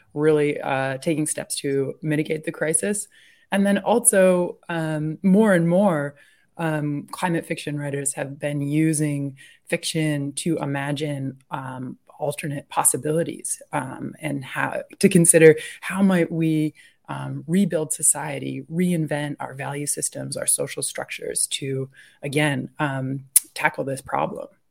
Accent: New Hampshire, United States; I'm from New Hampshire and I grew up out in the woods

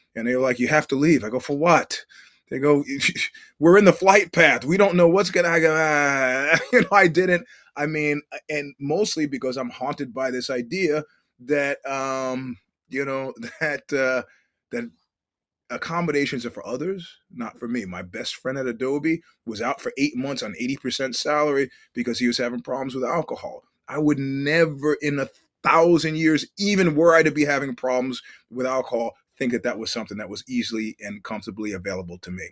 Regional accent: New York City, New York, United States; having grown up in New York City

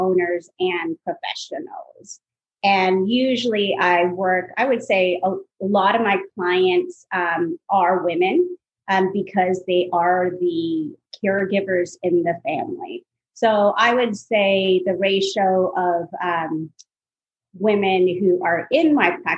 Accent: Toronto, Ontario, Canada; also born or lived in Iowa, United States / Miami, Florida, United States; now in Atlanta, United States; I grew up in Toronto, Canada, so it was a very multicultural environment, very diverse environment. And then my family moved down to Atlanta in 1994

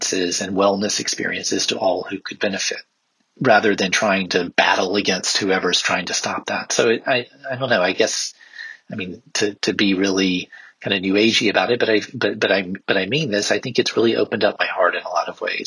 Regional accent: South Carolina, United States; moved away as an adult; also born or lived in South Africa; I grew up in South Carolina, which is a very, sort of conservative part of the United States

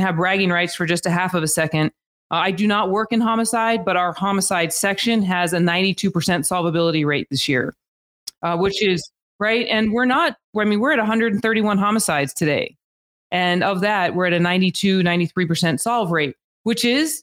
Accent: Albuquerque, New Mexico, United States; moved away as an adult; now in Las Vegas, United States; I was born and raised in Albuquerque, New Mexico

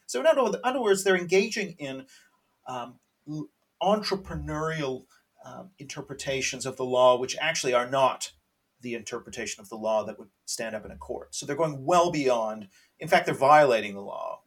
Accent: Canada; I'm Canadian. I should say I'm Canadian

